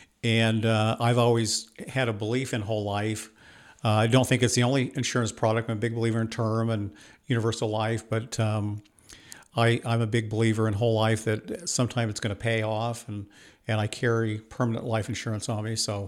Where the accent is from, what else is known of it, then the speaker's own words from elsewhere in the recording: Washington, United States; I was raised in Washington State on a farm, southeastern Washington State. My parents are from Idaho, so pretty conservative. We had a sugar beet farm in southeastern Washington.